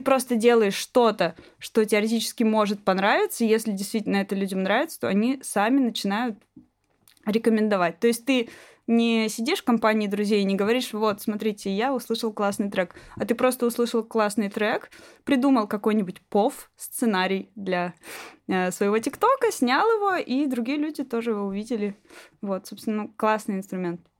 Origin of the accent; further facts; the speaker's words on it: Magnitogorsk, Chelyabinsk Oblast, Russia; now in Moscow, Russia; я родилась в Магнитогорске